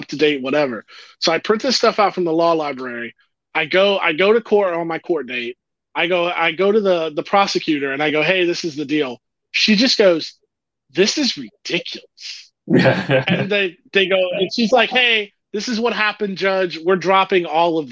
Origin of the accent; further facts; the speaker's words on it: St. Petersburg, Florida, United States; I lived through a race riot as a kid in my home in St. Petersburg, Florida